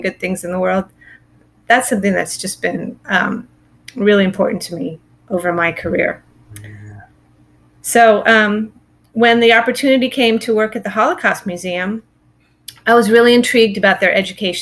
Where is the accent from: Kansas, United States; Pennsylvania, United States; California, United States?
California, United States; Silicon Valley; I grew up in California, in the Silicon Valley